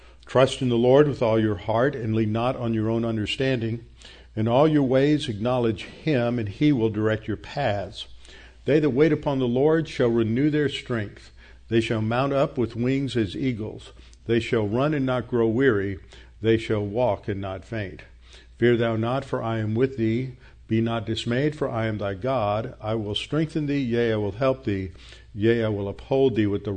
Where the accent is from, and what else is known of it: Houston, Texas, United States; born or raised there